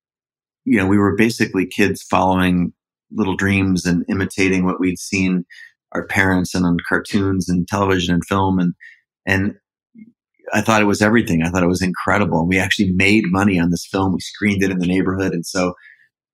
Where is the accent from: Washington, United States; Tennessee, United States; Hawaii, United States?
Washington, United States; Seattle; I was an only child, born and raised in Seattle, up in the northwest corner of the States.